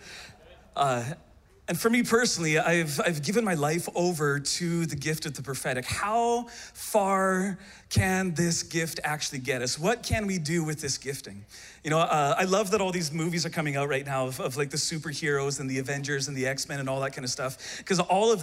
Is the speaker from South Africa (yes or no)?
no; Canada; I hail from the great nation of Canada